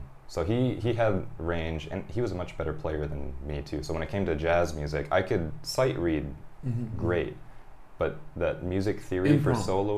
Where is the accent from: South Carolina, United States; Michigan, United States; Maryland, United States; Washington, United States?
Michigan, United States; also born or lived in California; now in Japan; I'm a Michigander